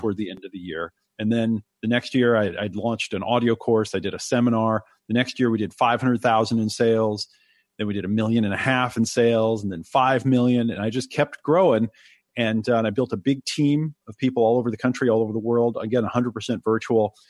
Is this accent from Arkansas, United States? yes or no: no; Oregon, United States; also born or lived in New York; I was born in New York and they didn't want me to grow up in the city, so they moved to Oregon